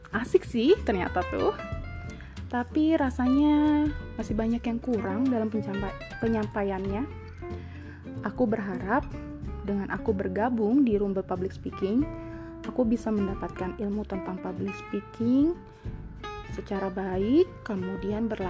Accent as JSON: {"language": "Indonesian", "town": "Depok", "region": "West Java", "country": "Indonesia", "also_born_or_lived": "Jakarta", "lives_now": "Bandung, Indonesia", "said": "Aku ini besarnya berpindah-pindah daerah, berpindah-pindah negara, ngikutin papa kerja tapi tetap asal aku dari Depok. Aku lahir di Jakarta"}